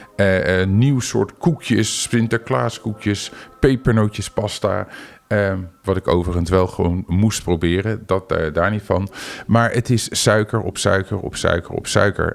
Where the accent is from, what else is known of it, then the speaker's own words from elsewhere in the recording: Netherlands; als Nederlander